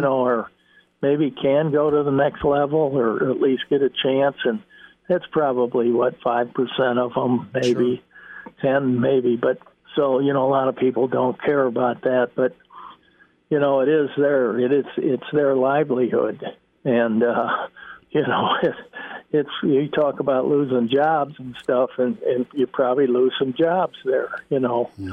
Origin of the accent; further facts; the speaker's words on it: Chicago, Illinois, United States; moved away; that's my hometown